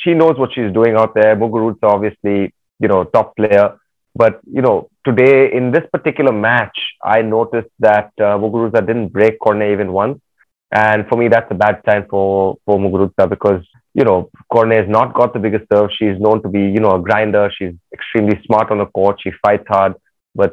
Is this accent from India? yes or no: yes; Chennai, Tamil Nadu, India; I was from Chennai